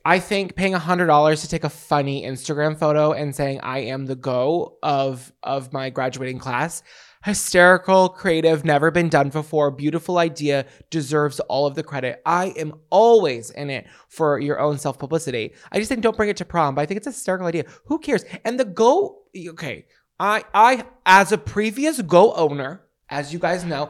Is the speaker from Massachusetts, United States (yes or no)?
yes; New Bedford, Massachusetts, United States; also born or lived in Dartmouth, Massachusetts / Providence, Rhode Island; I'm from New Bedford, Massachusetts. Actually, Dartmouth, but I say New Bedford. I lived there longer.